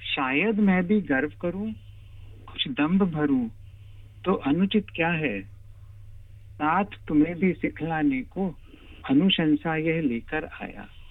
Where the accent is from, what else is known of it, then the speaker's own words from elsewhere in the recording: Ajmer, Rajasthan, India; moved away as an adult; also born or lived in Mumbai / Delhi; now in Australia; अजमेर शहर से हूँ राजस्थान में जी और ऑस्ट्रेलिया आए मुझे दस साल हो गए हैं मेरे दो पुत्र हैं एक यूनिवर्सिटी में अभी ग्रेजुएट हुआ है और दूसरा अभी हाई स्कूल में जा रहा है बचपन में मेरी सारी पढ़ाई लिखाई ज्यादातर अजमेर में हुई